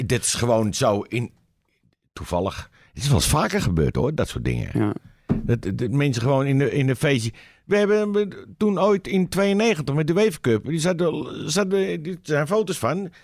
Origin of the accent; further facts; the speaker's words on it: Amsterdam, North Holland, Netherlands; Ik ben een Amsterdammer.